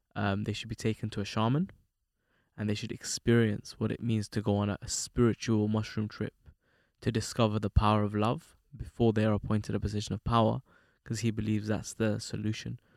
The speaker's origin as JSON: {"language": "English", "region": "London", "country": "United Kingdom", "tie": "born or raised there", "said": "me growing up in London"}